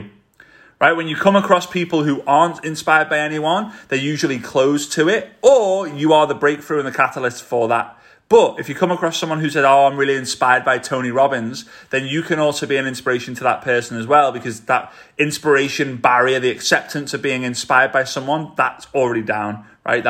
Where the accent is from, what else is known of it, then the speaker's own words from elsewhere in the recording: Liverpool, North West England, United Kingdom; accent: Scouse; they haven't grown up in Liverpool like I did